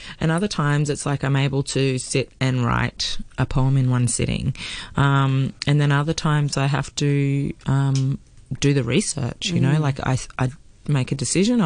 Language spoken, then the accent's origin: English; Australia; first language English